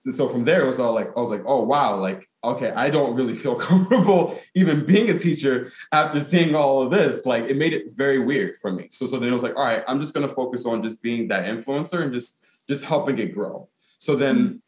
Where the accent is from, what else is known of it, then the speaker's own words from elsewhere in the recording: Newark, New Jersey, United States; also born or lived in Ghana (ancestry); as a Ghanaian American, um, in the sense that I was born in Newark, because my my mom and my dad were born in Ghana.